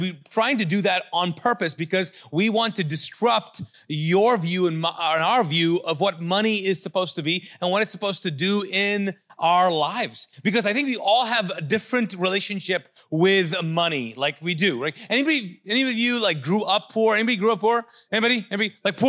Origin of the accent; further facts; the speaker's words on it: Kuwait; moved away; I came from Kuwait as a refugee and I'd been through a war.